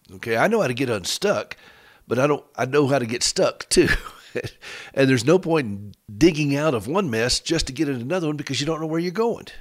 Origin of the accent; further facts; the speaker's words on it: United States; we're both from Carolina.